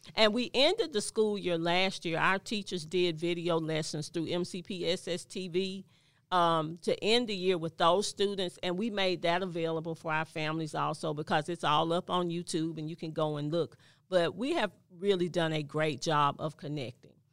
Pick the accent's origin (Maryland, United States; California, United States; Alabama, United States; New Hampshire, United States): Alabama, United States; Mobile; born and raised in Mobile, Alabama